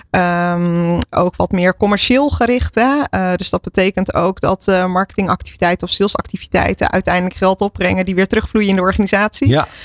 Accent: Zaanstreek, North Holland, Netherlands; also born or lived in Maastricht; Ik ben getogen in de Zaanstreek zelf. Nou ja. Eh, dus eh, ja, ik ben er opgegroeid.

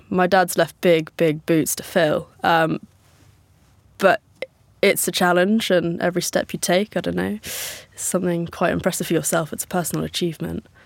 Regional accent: Northern Ireland, United Kingdom; Growing up in Northern Ireland

